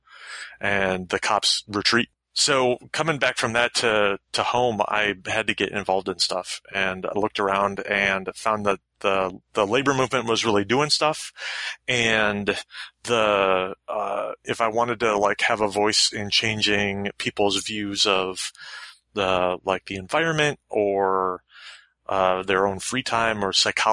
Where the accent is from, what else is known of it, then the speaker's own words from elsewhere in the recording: Florida, United States; moved away; also born or lived in West Coast; when I grew up in the South, I grew up in Florida